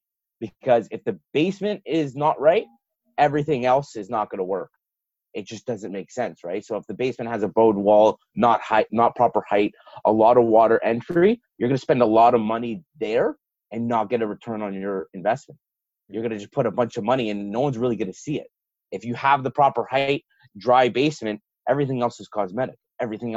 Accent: Toronto, Ontario, Canada; I grew up in Toronto before all those condos went up

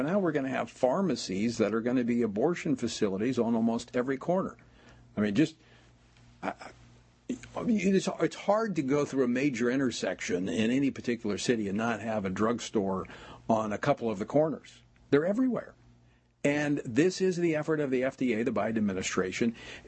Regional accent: Louisiana, United States; It's when I first ran for office over the issue of gambling in my home state of Louisiana.

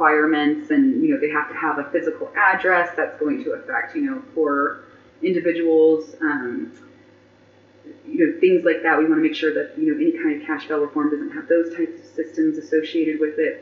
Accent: Las Vegas, Nevada, United States; now in Reno, United States; I was born and raised in Las Vegas. I graduated from El Dorado High School, but I've lived in Reno for 11 years

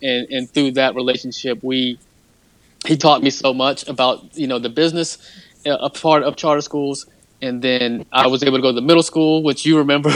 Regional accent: Sanford, North Carolina, United States; my hometown of Sanford, North Carolina

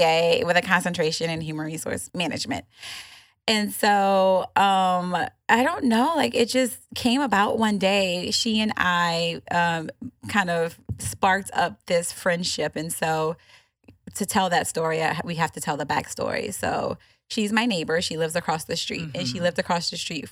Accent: New Orleans, Louisiana, United States; now in Houston, United States; I am originally from the New Orleans area

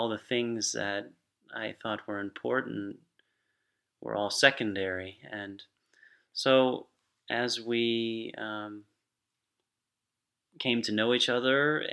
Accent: Lakeland, Florida, United States; I grew up here in Lakeland.

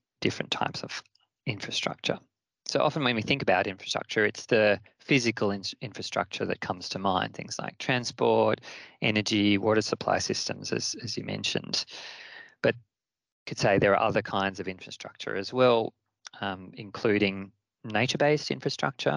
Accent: Australia; my home country of Australia

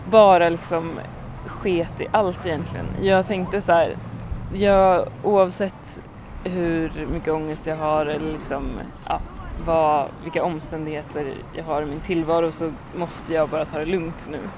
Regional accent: Mariestad, Västra Götaland, Sweden; now in Stockholm, Sweden; då åkte jag ner till Mariestad för min kompis från New York kom också. Din hemstad? Precis, min hemstad.

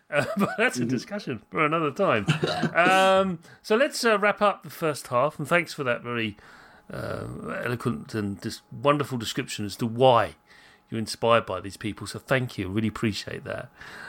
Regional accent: United Kingdom; I'm British.

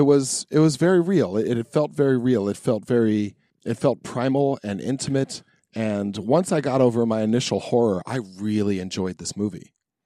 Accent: United States; me being an American

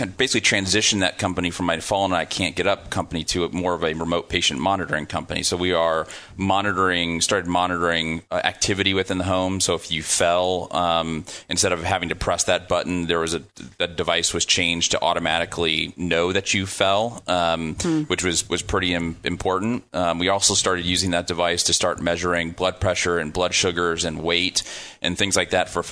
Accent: Midwest, United States; also born or lived in Silicon Valley / Dayton, Ohio; now in Austin, United States; I'm from the Midwest

